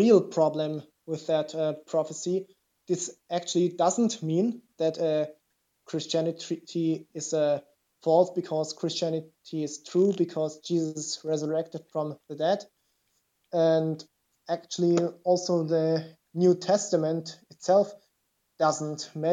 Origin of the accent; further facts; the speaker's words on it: Germany; English is a second language; my English is not that well because I'm from Germany.